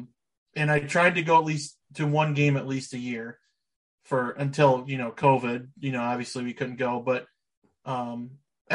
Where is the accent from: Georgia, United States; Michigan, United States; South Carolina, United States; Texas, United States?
Michigan, United States; Three Rivers; now in Kalamazoo, United States; I grew up in Three Rivers